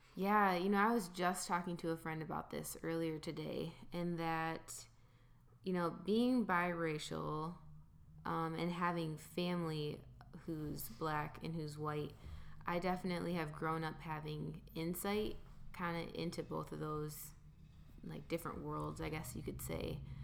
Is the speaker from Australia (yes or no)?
no; Grand Rapids, Michigan, United States; I'm from Grand Rapids, Michigan